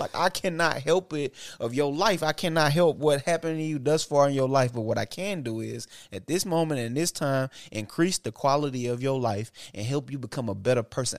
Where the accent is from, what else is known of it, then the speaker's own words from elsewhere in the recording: Bolivar, Tennessee, United States; I'm from Bolivar, Tennessee.